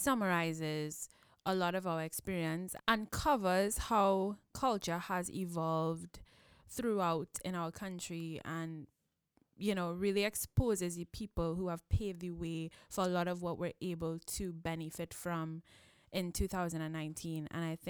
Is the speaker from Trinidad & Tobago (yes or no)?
yes; Trinidad & Tobago; we're two girls from Trinidad.